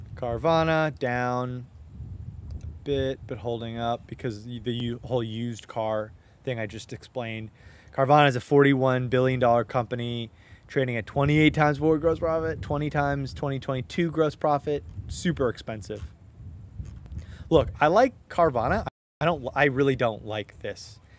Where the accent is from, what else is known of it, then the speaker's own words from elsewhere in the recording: Southern California, United States; I'm from SoCal